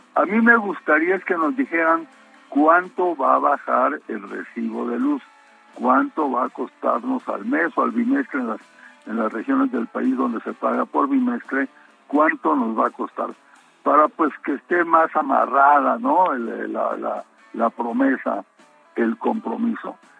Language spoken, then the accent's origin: Spanish; Mexicali, Baja California, Mexico; Yo soy de una región del país donde hace la temperatura eh. más alta del mundo. Soy de Mexicali